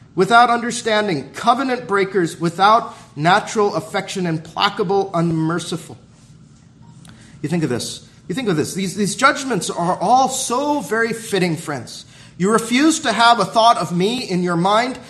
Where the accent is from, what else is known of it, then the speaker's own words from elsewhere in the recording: Southern California, United States; when I was growing up in Southern California